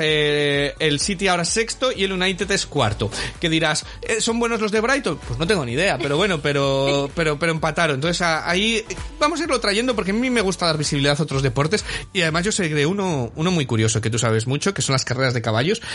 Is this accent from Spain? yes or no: yes; Valladolid, Castile and León, Spain; now in Manchester, United Kingdom; yo soy de Valladolid.